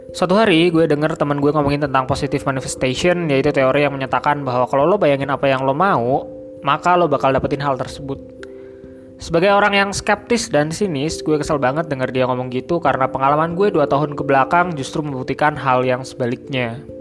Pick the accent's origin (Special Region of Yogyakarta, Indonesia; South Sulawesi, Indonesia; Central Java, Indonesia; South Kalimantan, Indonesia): Central Java, Indonesia; Banjarnegara; accent: Ngapak; Dua Hari Sial Berbahasa Ngapak sebagai bentuk kontribusi gue terhadap uh, daerah asal gue yaitu Banjarnegara.